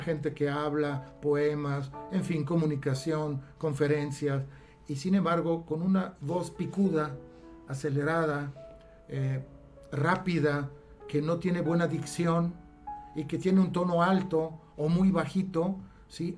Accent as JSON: {"language": "Spanish", "country": "Italy", "moved": "yes", "lives_now": "Mexico", "said": "como buen italiano que hablamos con las manos"}